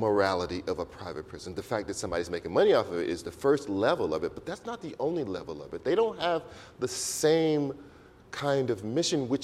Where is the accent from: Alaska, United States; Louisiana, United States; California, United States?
Louisiana, United States; I'm from Louisiana